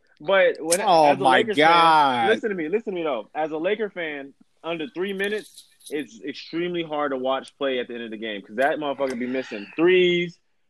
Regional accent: Texas, United States; I'm from Texas, man.

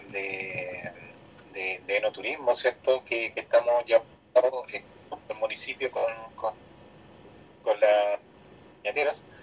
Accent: Argentina; lo que más nos orgullosos como argentinos.

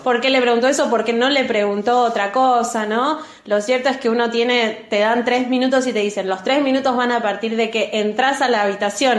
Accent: Buenos Aires, Argentina; yo eh, soy de Capital

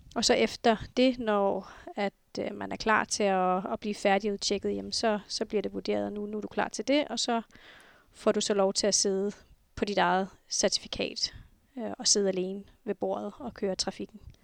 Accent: Nuuk, Sermersooq, Greenland; Jeg er født og opvokset her i Nuuk

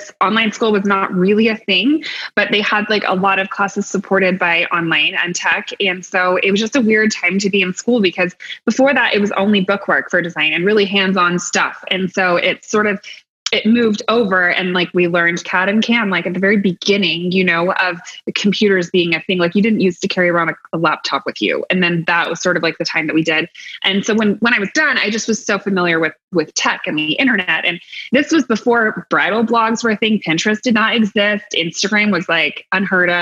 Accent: Eugene, Oregon, United States; moved away as an adult; also born or lived in Portland, Oregon; I was just from Eugene

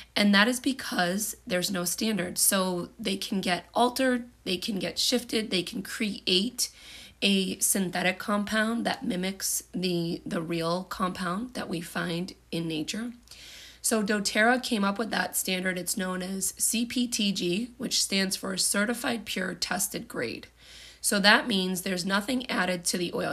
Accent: United States; I'm from the United States

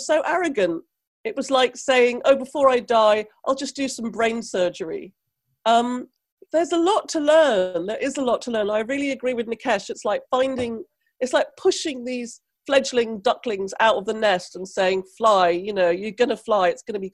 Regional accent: Trinidad & Tobago; now in United Kingdom; I come from the West Indies, Trinidad, where there's no art provision for nobody ever

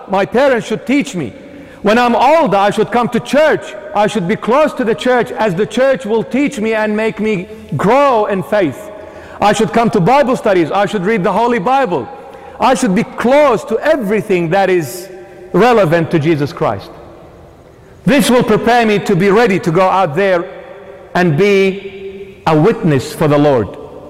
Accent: Sydney, New South Wales, Australia; We're growing up in the 21st century. We're growing up in the West. We're growing up in Sydney, Australia.

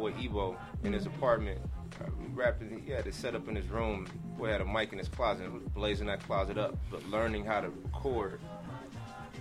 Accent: Los Angeles, California, United States; I'm from the Merck Park.

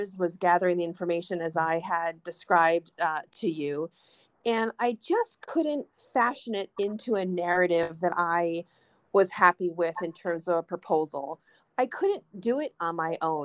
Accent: New York City, New York, United States; I am a New Yorker. That is where I was born. It's where I live.

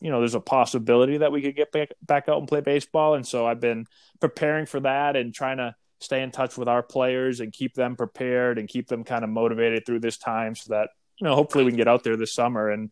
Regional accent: Boston, Massachusetts, United States; I am from Boston. I grew up a Red Sox fan

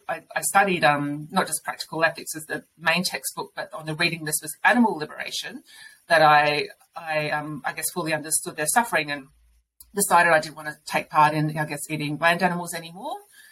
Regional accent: Murray Bridge, South Australia, Australia; also born or lived in Adelaide / Sydney; I grew up in Murray Bridge, we had chickens out the back

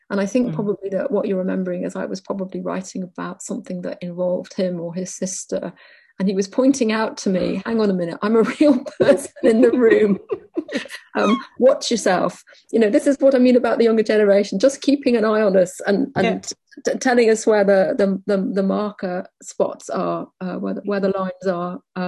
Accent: Wales, United Kingdom; And I suppose I locate myself as a Welsh person alongside Ireland.

